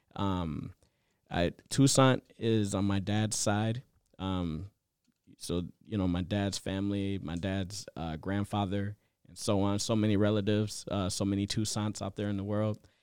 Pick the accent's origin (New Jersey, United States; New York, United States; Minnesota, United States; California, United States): Minnesota, United States; Minneapolis; I grew up in Southside, Minneapolis